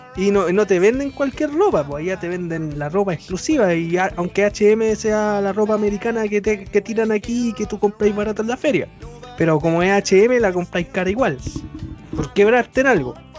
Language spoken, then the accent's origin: Spanish; Santiago, Santiago Metropolitan Region, Chile; yo soy de la zona norte de Santiago, yo soy de Conchalí técnicamente